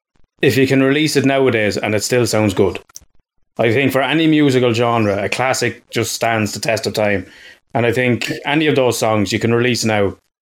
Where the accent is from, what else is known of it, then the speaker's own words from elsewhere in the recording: Ireland; as an Irish person